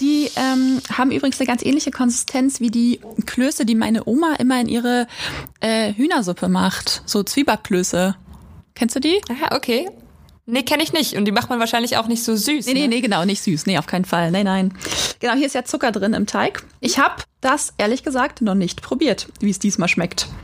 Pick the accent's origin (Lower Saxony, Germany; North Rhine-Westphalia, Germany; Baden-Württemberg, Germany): Lower Saxony, Germany; Quakenbrück; now in Osnabrück, Germany; wir kommen nämlich eigentlich nicht aus Schwerin und Osnabrück, sondern ich komme aus Quakenbrück, einer 13.000 Einwohnerstadt in Niedersachsen